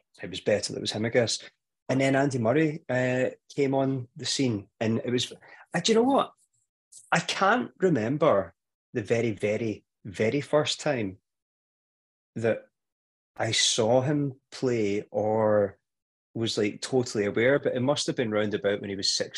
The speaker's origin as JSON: {"language": "English", "town": "Kilmarnock", "region": "Scotland", "country": "United Kingdom", "tie": "born or raised there", "said": "when I was a kid, growing up in Kilmarnock"}